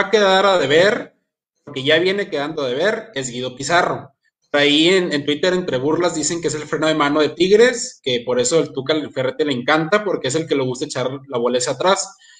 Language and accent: Spanish; Santiago, Nuevo León, Mexico; soy de Santiago, Nuevo León